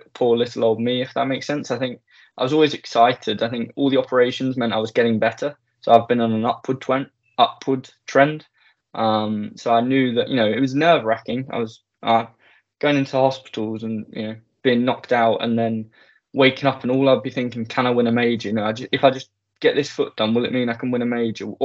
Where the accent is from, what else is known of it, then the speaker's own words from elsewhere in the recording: Sevenoaks, South East England, United Kingdom; I was born in Sevenoaks, Kent, southeast of England.